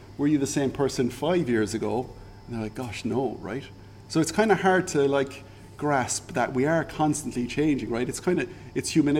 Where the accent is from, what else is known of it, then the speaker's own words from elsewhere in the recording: Ireland; moved away as an adult; also born or lived in Singapore; now in Algarve, Portugal; I'm Irish, right? Okay. I grew up drinking alcohol